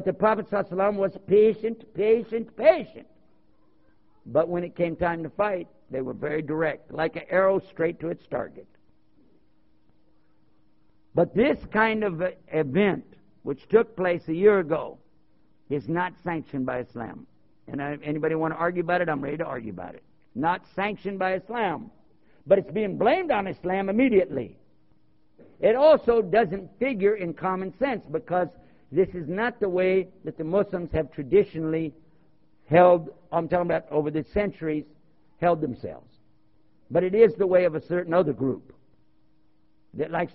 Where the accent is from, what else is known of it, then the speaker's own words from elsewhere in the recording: Texas, United States; also born or lived in Cleveland, Ohio; now in Washington, D.C., United States; I was born in Cleveland, Ohio. I was raised in Texas. I live near Washington, D.C. right now